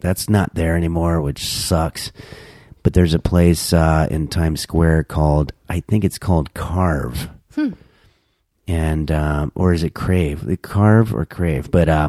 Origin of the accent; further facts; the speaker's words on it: New York, United States; I was born in New York.